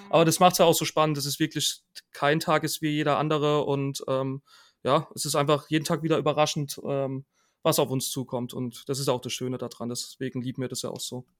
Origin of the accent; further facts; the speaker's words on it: Rhineland-Palatinate, Germany; now in Karlsruhe, Germany; ich komme ursprünglich aus der Pfalz